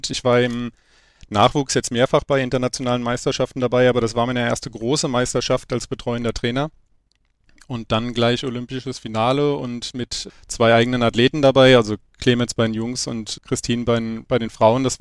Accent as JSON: {"language": "German", "town": "Wiesbaden", "region": "Hesse", "country": "Germany", "tie": "born or raised there", "said": "Ich bin in Wiesbaden aufgewachsen und bin über meine Eltern zur Leichtathletik gekommen."}